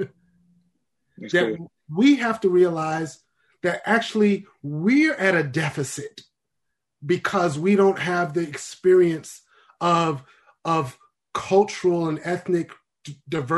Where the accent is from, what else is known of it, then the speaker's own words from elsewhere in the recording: New York City, New York, United States; I grew up in New York City